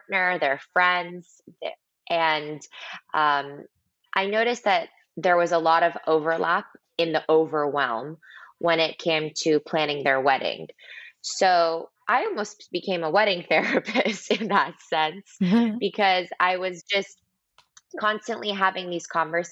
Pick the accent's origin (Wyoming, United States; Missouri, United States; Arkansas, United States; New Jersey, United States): New Jersey, United States; moved away as an adult; also born or lived in New York City / Boston; now in Miami, United States; I grew up right outside of New York in New Jersey.